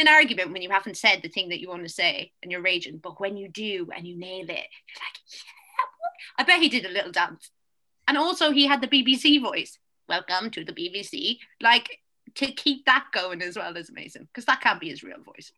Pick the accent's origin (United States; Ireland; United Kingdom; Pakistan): Ireland; People make fun of my accent, and I am Irish.